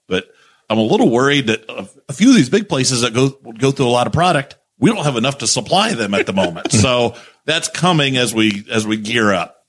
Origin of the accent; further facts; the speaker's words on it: Indiana, United States; born and bred in Indiana. I found out my mom has told me in the last couple years I'm a seventh generation Hoosier